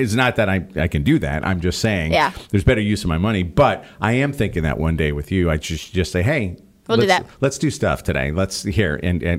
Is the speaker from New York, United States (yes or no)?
yes; New York, United States; I never had it. I'm from New York. We don't use words like TT for that anyway.